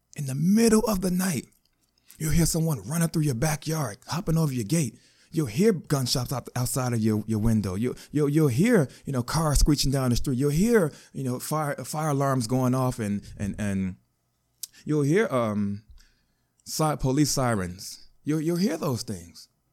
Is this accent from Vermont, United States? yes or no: no; Chicago, Illinois, United States; I was born in Chicago. I grew up fatherless.